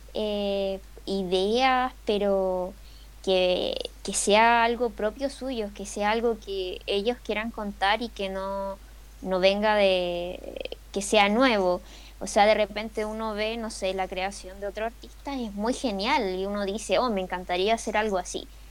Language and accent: Spanish; Chile; acá en Chile